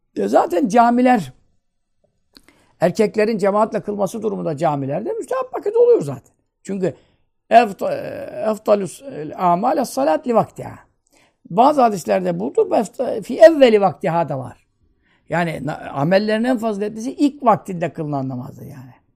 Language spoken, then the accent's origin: Turkish; Turkey; Vatanın özbeyaz evlatlarıyız. Burada doğduk, burada büyüdük.